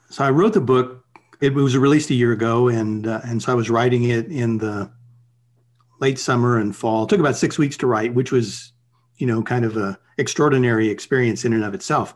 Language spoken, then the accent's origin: English; United States